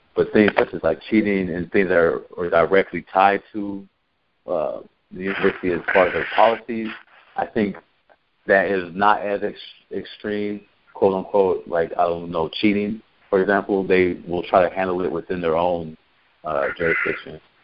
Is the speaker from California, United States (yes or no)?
yes; Santa Cruz, California, United States; moved away; I'm not from Santa Cruz, but I grew grew up in Santa Cruz uh, from like middle school on.